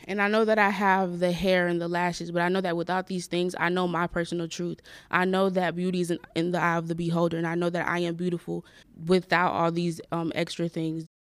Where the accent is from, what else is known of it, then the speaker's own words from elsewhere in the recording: Florida, United States; I am from Florida